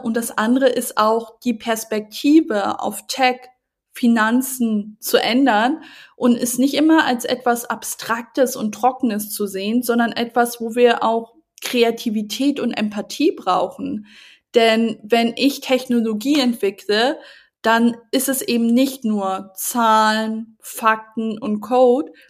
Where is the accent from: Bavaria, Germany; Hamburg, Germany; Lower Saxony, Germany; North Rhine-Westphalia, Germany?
Hamburg, Germany; Großstädten wie Hamburg, ähm, wo ich auch mir den Markt anschaue, einfach auch weil es meine Heimatstadt ist